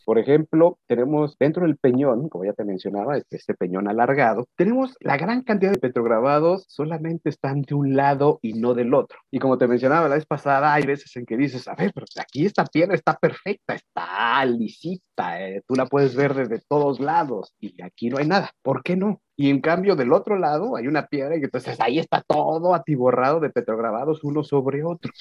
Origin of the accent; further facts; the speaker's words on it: Mexico; lo que nos hace mexicanos